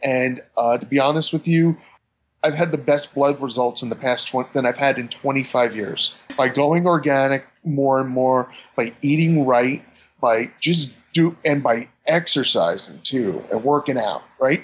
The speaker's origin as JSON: {"language": "English", "region": "New York", "country": "United States", "said": "being a New Yorker"}